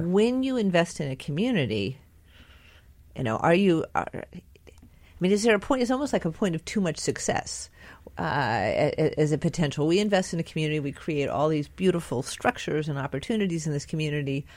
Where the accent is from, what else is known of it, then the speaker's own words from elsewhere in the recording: near Santa Clara County, California, United States; moved away; I grew up very near Santa Clara County